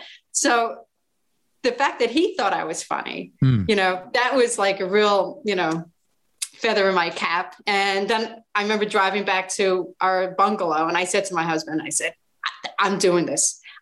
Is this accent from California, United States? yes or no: no; New York City, New York, United States; I'm going to do a 5-minute set about growing up in the Bronx.